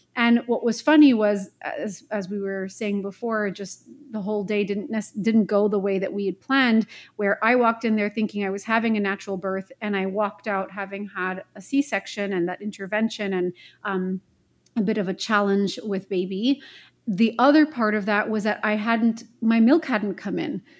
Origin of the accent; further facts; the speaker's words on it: Montreal, Quebec, Canada; moved away as an adult; also born or lived in Vancouver, British Columbia; I'm born and raised in Montreal, Quebec, Canada